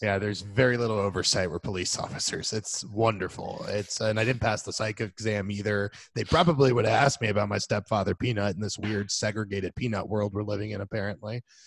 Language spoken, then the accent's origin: English; Florida, United States; growing up in Florida